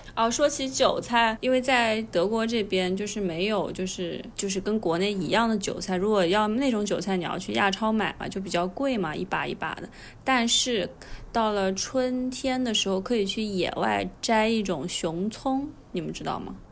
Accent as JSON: {"language": "Chinese", "town": "Hangzhou", "region": "Zhejiang", "country": "China", "tie": "born or raised there", "said": "我虽然是在杭州长大的嘛，但是我们家因为老家是江西的"}